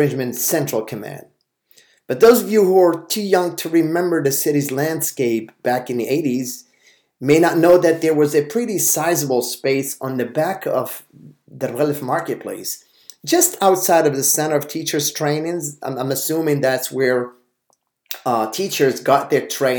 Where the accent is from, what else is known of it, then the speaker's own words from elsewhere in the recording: Casablanca, Casablanca-Settat, Morocco; English is a second language; I grew up in the Maarif section of Casablanca, near Stade d'Honneur